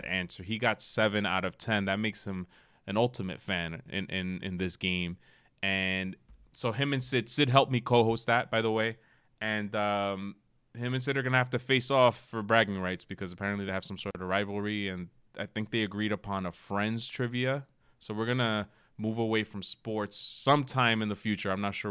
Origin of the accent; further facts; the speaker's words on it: United States; We're American here